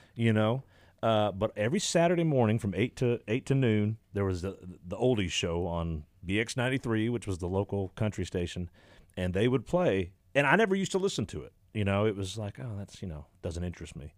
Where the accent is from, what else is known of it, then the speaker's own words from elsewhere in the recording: Exeter, Ontario, Canada; Stephen Township is where I grew up